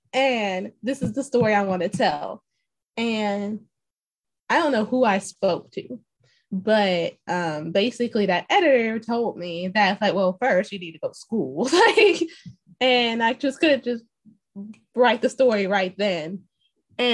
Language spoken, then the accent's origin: English; Alabama, United States; also born or lived in Waukegan, Illinois; So funny fact, I was born near Chicago in a city called Waukegan, Alabama, where I guess you can say it's like a nearby suburb. I left when I was five. So I like to say that I'm a full bred Southerner because I only spent 5 years up north in Chi-Town.